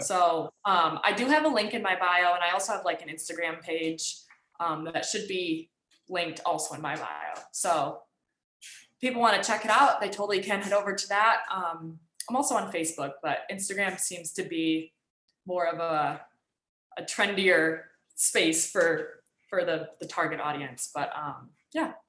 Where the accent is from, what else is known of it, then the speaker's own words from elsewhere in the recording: Michigan, United States; I grew up in Michigan